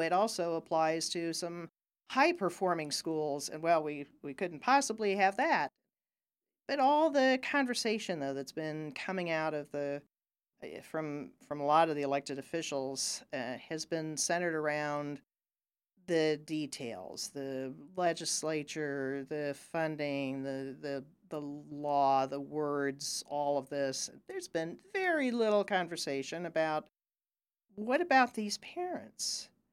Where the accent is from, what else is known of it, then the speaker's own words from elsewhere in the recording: Ohio, United States; moved away; I grew up in Ohio